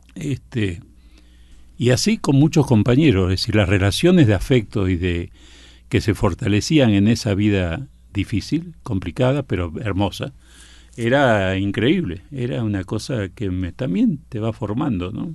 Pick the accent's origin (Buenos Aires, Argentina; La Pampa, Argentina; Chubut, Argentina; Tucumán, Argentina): Buenos Aires, Argentina; voy a vivir a la Boca y vivía a una cuadra de la cancha de Boca